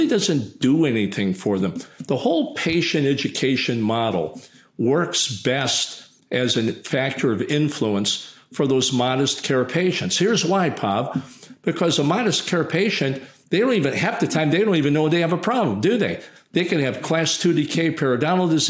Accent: United States; I'm American

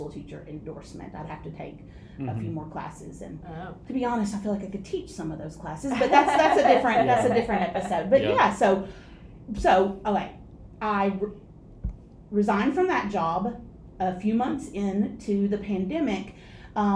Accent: Tennessee, United States; I'm from Tennessee, and I'm an only child

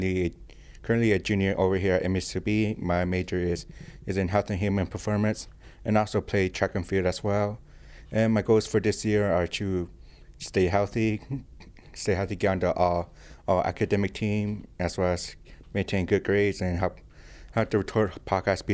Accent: Zuni, New Mexico, United States; moved away as an adult; now in Billings, United States; I come from Zuni, New Mexico, which is located west central part of New Mexico, about 11 minutes away from Arizona border. And my high school graduated, I think, with maybe 62 students

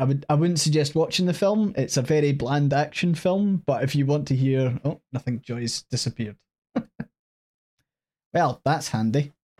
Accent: Scotland, United Kingdom

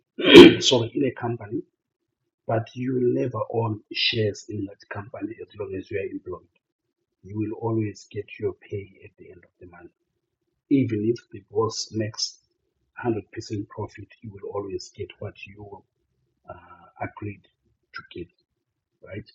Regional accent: Bulawayo, Zimbabwe; I was born and raised in Bulawayo. Grew up in Chabalala Township.

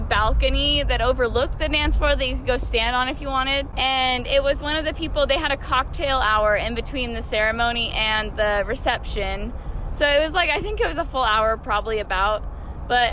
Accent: Puyallup, Washington, United States; I'm from Puyallup.

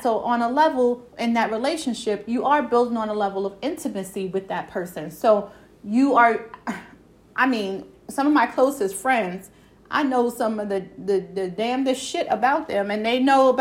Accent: New York City, New York, United States; accent: Brooklyn; New York; country; My country accent coming out, my Brooklyn accent coming out

